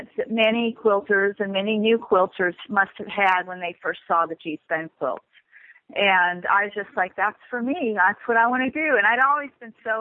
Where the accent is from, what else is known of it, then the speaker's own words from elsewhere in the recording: North Carolina, United States; moved away as an adult; now in Oakland, United States; I grew up in North Carolina